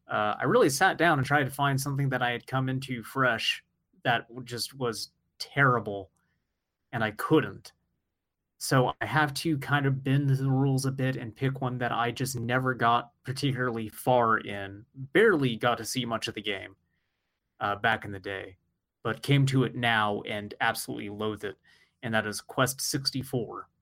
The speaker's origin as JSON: {"language": "English", "country": "United States", "said": "I'm American"}